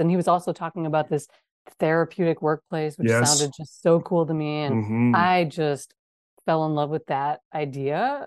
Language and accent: English; Wisconsin, United States; moved away; I'm from Wisconsin.